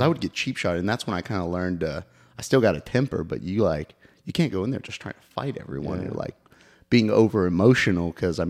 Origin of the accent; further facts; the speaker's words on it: Oklahoma, United States; So I grew up playing in the North Side. Edmond and all that fun stuff. And I mean, I never lost touch though with the South Side because I grew up, I actually played in 22nd and Western.